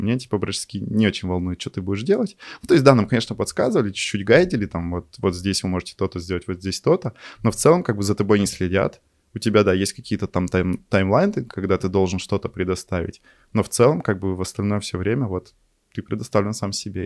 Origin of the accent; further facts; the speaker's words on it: Yekaterinburg, Sverdlovsk Oblast, Russia; also born or lived in Chelyabinsk; из России, не из Москвы, а из Екатеринбурга